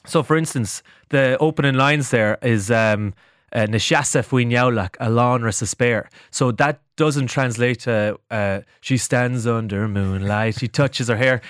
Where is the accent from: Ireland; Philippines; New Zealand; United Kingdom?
Ireland; Cashel, Munster; my hometown of Cashel